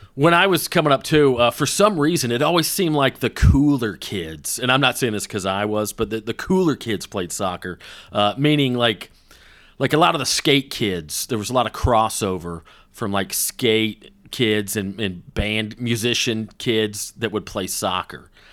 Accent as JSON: {"language": "English", "town": "Woodstock", "region": "Georgia", "country": "United States", "tie": "born or raised there", "said": "Little League soccer in my hometown."}